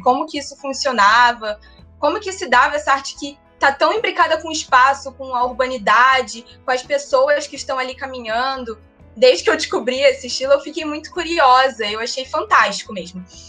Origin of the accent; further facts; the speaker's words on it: Rio de Janeiro, Brazil; eu sou carioca, nasci no Rio